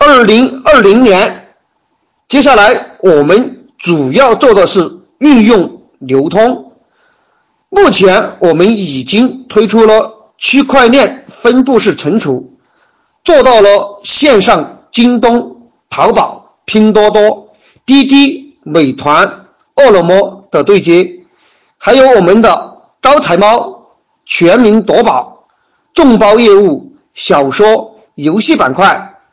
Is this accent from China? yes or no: yes; Yibin, Sichuan, China; 我来自万里长江第一城，美丽的四川，九都宜宾